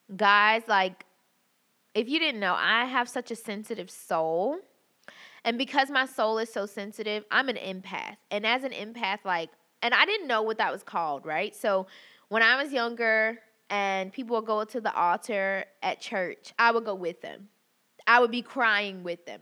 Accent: the South, United States; growing up in the South

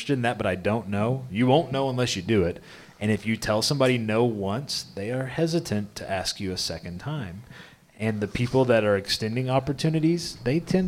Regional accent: Midwest, United States; Growing up in the Midwest

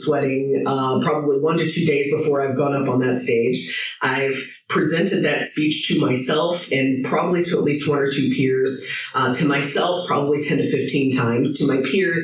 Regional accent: St. Louis, Missouri, United States; moved away as an adult; now in Ireland; my friends in St. Louis. I was just there last week, back in my hometown

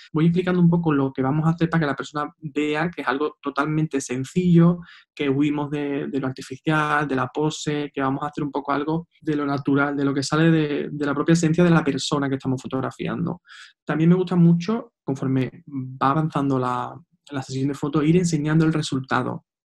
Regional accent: Seville, Andalusia, Spain; soy de Sevilla

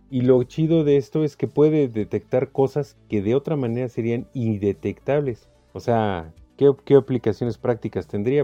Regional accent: Mexico

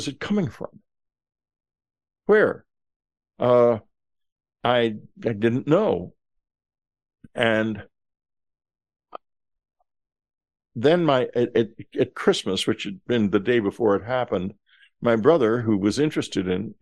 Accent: Texas, United States; I'm from Texas

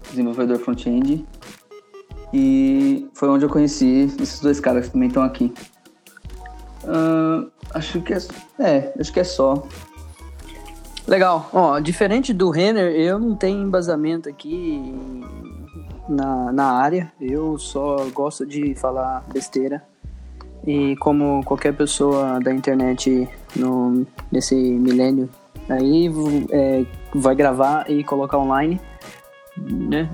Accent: Brazil; assim como os outros dois, brasileiro também

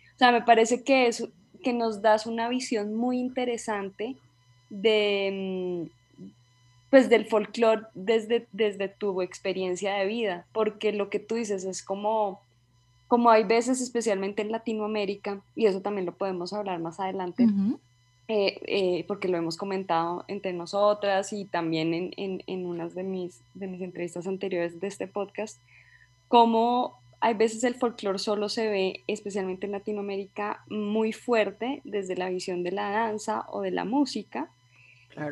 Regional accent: Colombia; also born or lived in United States; soy una antropóloga colombiana

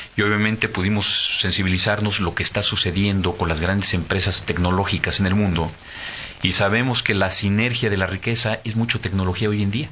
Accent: Mexico; como mexicanos

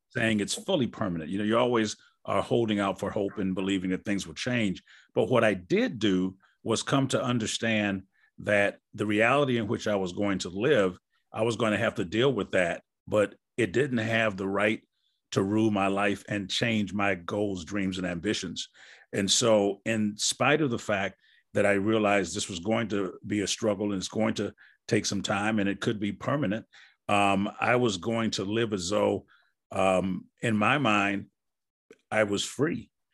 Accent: Wisconsin, United States; moved away; I'm from Wisconsin.

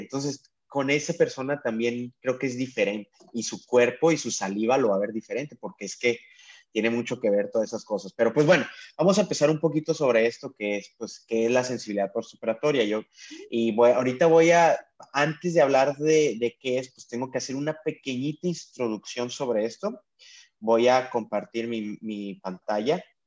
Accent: Mexico; moved away as an adult; now in San Diego, United States; soy mexicano y trabajo acá de ilegal, no, no te creas, este de, pero sí, trabajo en San Diego, California

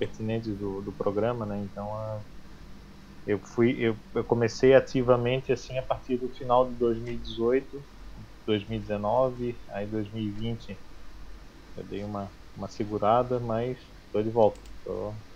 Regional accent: Florianópolis, Santa Catarina, Brazil; sou de Floripa, Santa Catarina, tenho 37 anos

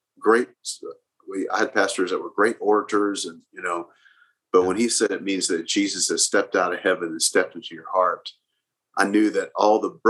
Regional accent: Oklahoma City, Oklahoma, United States; I grew up here in Oklahoma City.

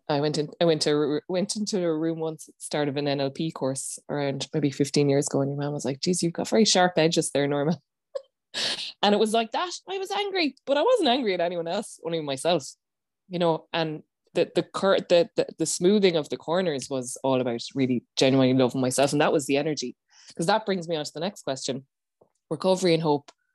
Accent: Ireland; as Irish people

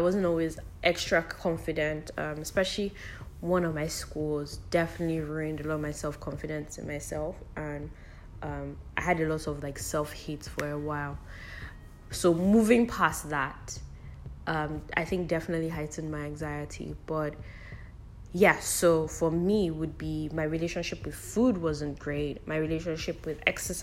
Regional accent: United Kingdom; also born or lived in Lagos, Nigeria; now in Nigeria; I grew up in the UK

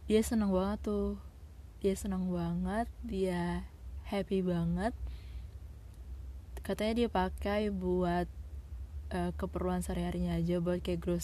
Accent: Sulawesi, Indonesia; kebetulan aku anak Sulawesi asli dan dia perantau dari Jakarta

